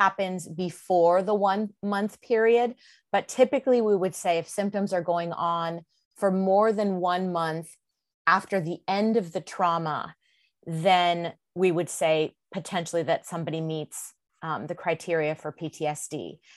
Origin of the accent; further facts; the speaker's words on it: California, United States; moved away as an adult; also born or lived in Mississippi; I've born and raised in California, but I ended up living in Mississippi for several years.